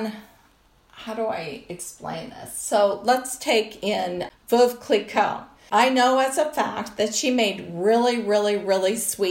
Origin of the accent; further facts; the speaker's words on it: Colorado, United States; I grew up in Colorado